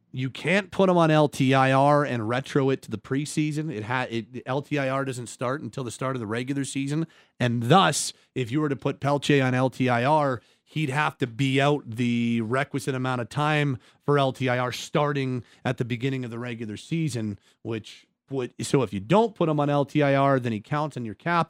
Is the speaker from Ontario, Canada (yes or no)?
no; Calgary, Alberta, Canada; I'm born and raised in Calgary